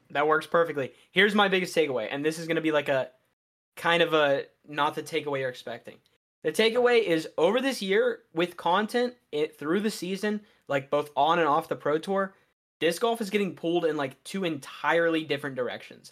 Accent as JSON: {"language": "English", "region": "Western Maryland", "country": "United States", "said": "I am from, like, Western Maryland, uh, so I am in, we get the most snowfall in Maryland"}